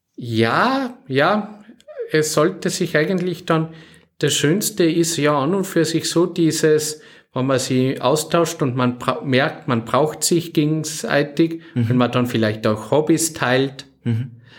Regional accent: Salzburg, Austria; now in Oberalm, Austria; ich bin aus Salzburg Stadt her

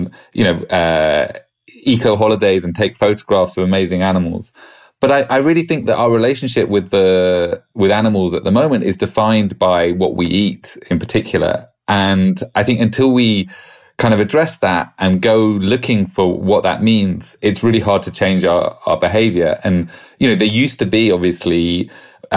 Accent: United Kingdom; accent: British; my British accent

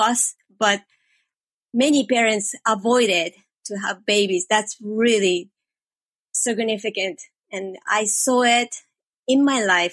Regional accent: Japan; English is a second language; moved away as an adult; I was growing up in Japan, and I was trying to fit into the society

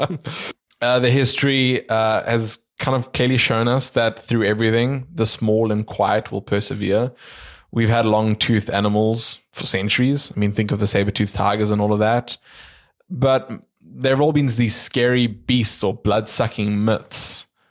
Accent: South Africa; we're from South Africa

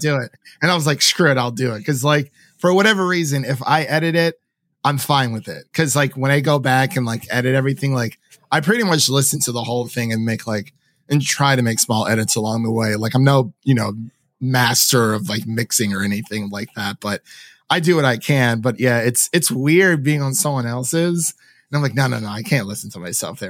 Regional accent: Nashville, Tennessee, United States; I'm from Nashville

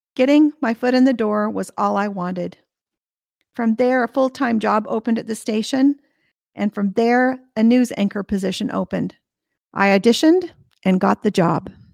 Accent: United States; the state where I was born and raised, which was already a top fifty market.

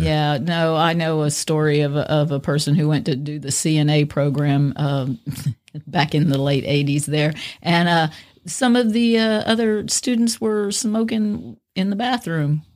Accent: Cajun, Louisiana, United States; I'm a Cajun woman

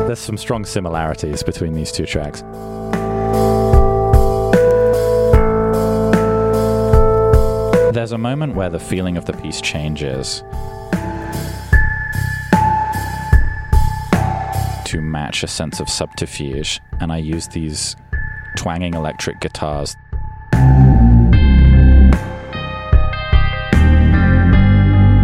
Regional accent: England, United Kingdom; I'm from England

